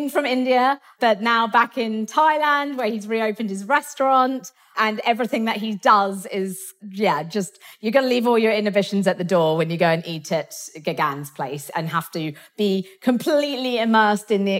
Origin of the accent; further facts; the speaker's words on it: England, United Kingdom; I'm so English and so British